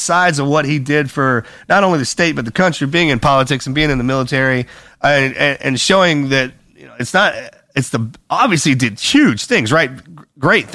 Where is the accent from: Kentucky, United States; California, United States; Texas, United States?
Texas, United States; I'm a Texan